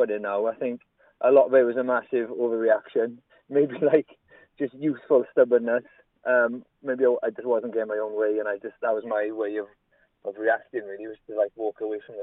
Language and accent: English; Trehafod/Rhondda, Wales, United Kingdom; where I grew up in Troche in the Rhondda